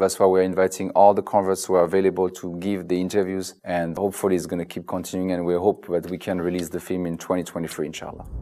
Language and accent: English; France; moved away; I'm from France